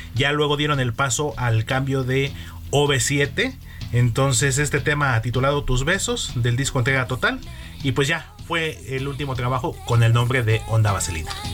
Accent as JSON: {"language": "Spanish", "town": "Pachuca", "region": "Hidalgo", "country": "Mexico", "tie": "born or raised there", "moved": "yes", "said": "mi tierra, Pachuca Hidalgo"}